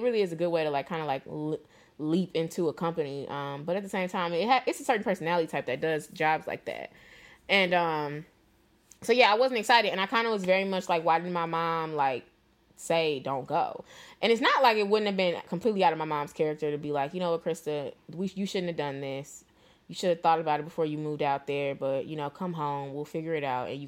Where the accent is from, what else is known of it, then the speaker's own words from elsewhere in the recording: St. Louis, Missouri, United States; moved away as an adult; also born or lived in Atlanta; I'm from St. Louis.